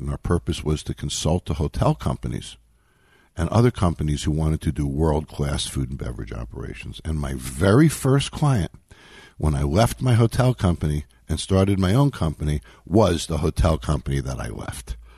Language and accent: English; New York, United States; moved away as an adult; also born or lived in Los Angeles, California; I grew up in New York